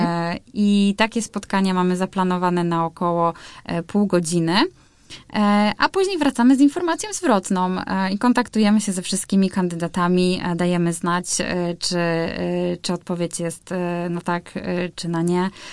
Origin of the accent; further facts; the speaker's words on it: Białogard, West Pomeranian Voivodeship, Poland; also born or lived in Szczecin; now in Warsaw, Poland; pochodzę z Białogardu, e, czyli to jest około 150 kilometrów od Szczecina